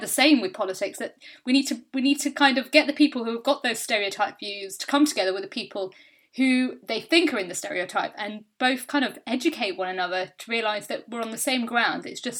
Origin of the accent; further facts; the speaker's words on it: India; like I'm Indian. So growing up, I used to have a lot of people saying, you know, do you have an arranged marriage?